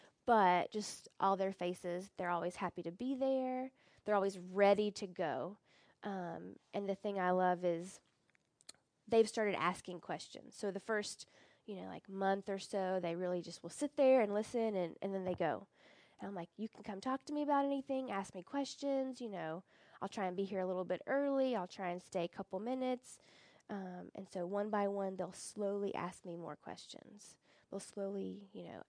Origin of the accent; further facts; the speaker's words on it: United States; moved away as an adult; now in Uganda; the American in me